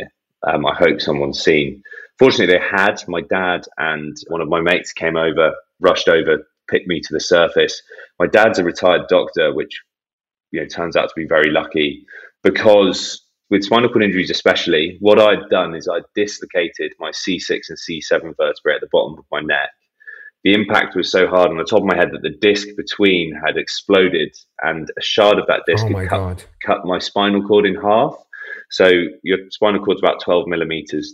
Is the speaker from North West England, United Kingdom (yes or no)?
no; Bath, South West England, United Kingdom; our hometown club, Bath